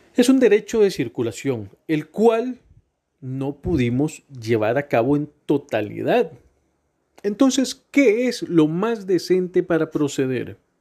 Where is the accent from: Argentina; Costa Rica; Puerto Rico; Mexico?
Costa Rica; Soy el Tico